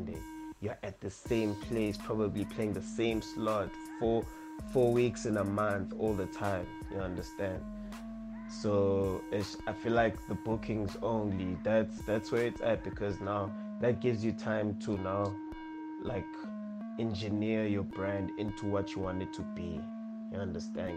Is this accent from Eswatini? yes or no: yes; Manzini, Eswatini; moved away as an adult; originally from Manzini, Swaziland. I'm originally from Manzini Extension 7